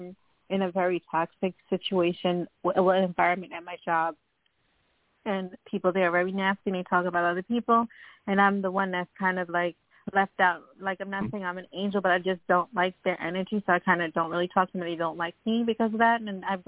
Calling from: Long Island, New York, United States; I'm calling from New York.

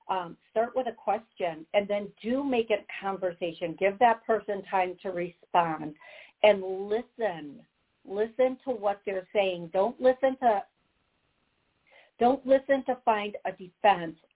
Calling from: Long Island, New York, United States; I'm calling from Long Island.

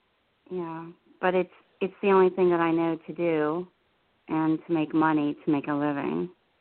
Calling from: New Jersey, United States; I'm in New Jersey.

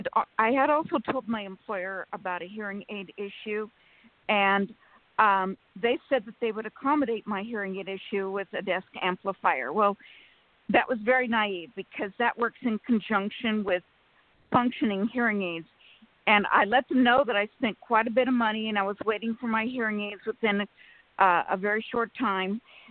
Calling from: California, United States; from California.

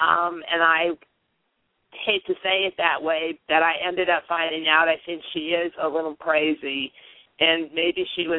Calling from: Illinois, United States; I'm calling from Illinois.

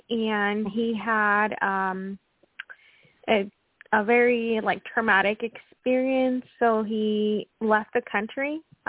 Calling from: Washington, United States; Yeah, thank you. Washington State.

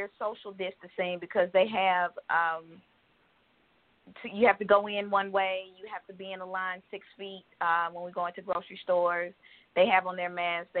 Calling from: Georgia, United States; I'm calling from Georgia.

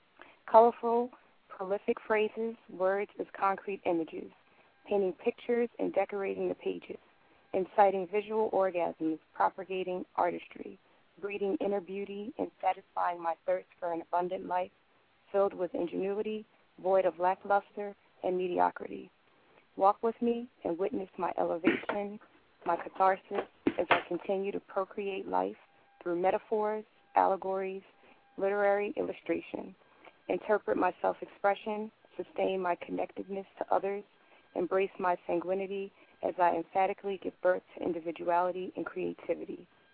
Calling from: Barrington, New Jersey, United States; I'm actually calling from Barrington, New Jersey.

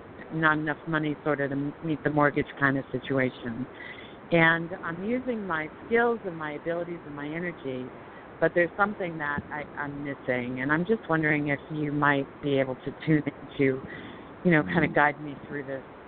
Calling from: Colorado, United States; calling from Colorado.

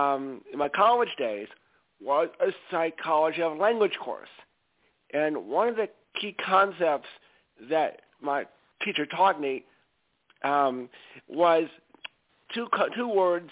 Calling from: Stamford, Connecticut, United States; …, I call from Stamford, Connecticut.

